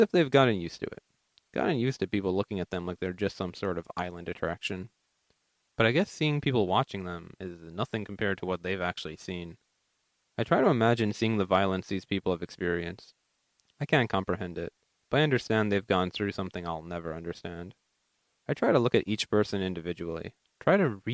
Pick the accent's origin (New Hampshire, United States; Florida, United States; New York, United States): New York, United States; New York City; also born or lived in Greece; I go to William Cullen Bryan High School in Queens